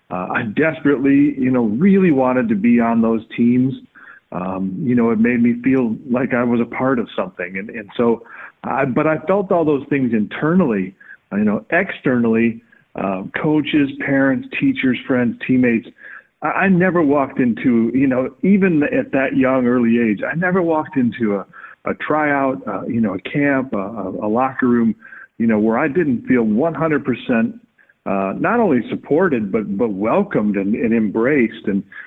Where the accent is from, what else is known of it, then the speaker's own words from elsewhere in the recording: Flint, Michigan, United States; I grew up in the Midwest. I grew up in Michigan, and there you're just kind of forced to play a little bit of everything because of the seasons. I grew up in a fairly tough town.